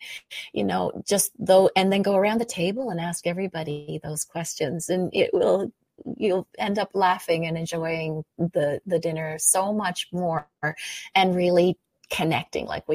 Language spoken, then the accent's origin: English; Canada; I'm a Canadian